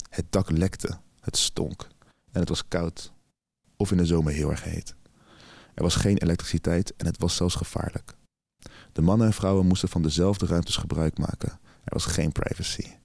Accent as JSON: {"language": "Dutch", "country": "Bulgaria", "second_language": "Dutch", "lives_now": "Netherlands", "said": "Voor Nederlandse begrippen is dat weinig, maar het was meer dan wat ik in Bulgarije zou verdienen. Waar ik vandaan kom is sowieso weinig werk."}